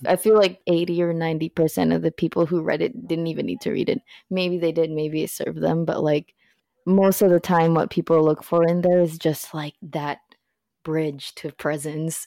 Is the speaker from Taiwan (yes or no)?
no; Philippines; moved away; I'm from the Philippines